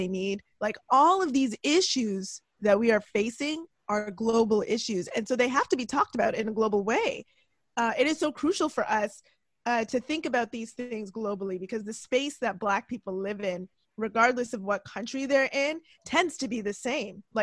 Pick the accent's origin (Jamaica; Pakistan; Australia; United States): Jamaica; Like, obviously, I'm tied to Jamaica because I'm Jamaican